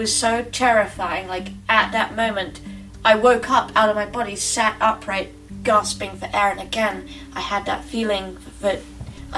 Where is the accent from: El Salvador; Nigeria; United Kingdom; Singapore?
United Kingdom; England; moved away; I'm originally from England